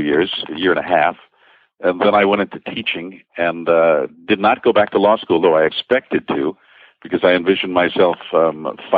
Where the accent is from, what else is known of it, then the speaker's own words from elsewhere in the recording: New York City, New York, United States; also born or lived in Long Island; now in Connecticut, United States; I'm a Brooklyn boy. I'm raised in the New York City area, Connecticut, tri-state area, Long Island